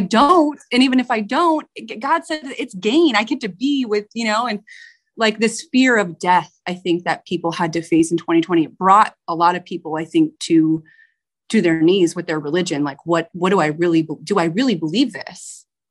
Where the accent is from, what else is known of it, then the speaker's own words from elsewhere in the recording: San Diego, California, United States; I do work at a small business in my, in my hometown here